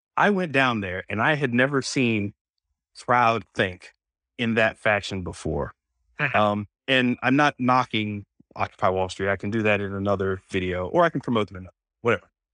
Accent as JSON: {"language": "English", "region": "Florida", "country": "United States", "tie": "born or raised there", "also_born_or_lived": "Oceanside", "moved": "yes", "said": "I grew up in Florida, so we say certain things certain ways"}